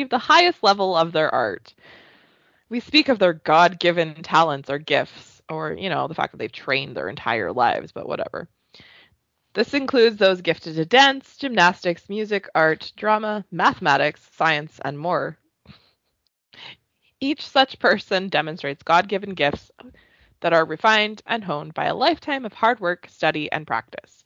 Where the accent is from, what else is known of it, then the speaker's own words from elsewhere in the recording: Canada; I'm Canadian